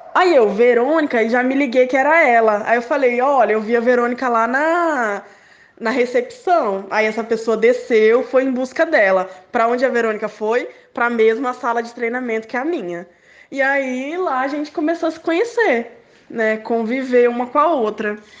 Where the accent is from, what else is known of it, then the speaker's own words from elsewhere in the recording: Aracruz, Espírito Santo, Brazil; moved away as an adult; also born or lived in Vitória; now in Vila Velha, Brazil; voltar para minha cidade natal, para casa da minha mãe, lá em Aracruz